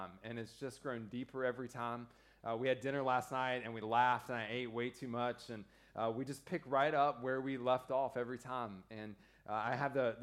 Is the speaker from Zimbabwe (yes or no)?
no; United States; I'm the second American in 2 weeks